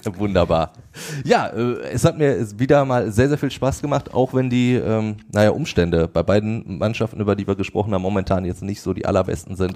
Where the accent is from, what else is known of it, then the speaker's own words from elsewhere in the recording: Ruhr area, North Rhine-Westphalia, Germany; bei uns im Ruhrgebiet.